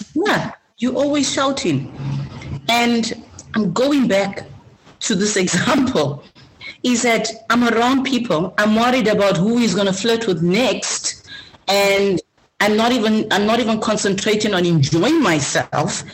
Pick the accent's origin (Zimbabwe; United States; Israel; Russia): Zimbabwe; now in Australia; I come from Zimbabwe, uh, a country with amazing culture.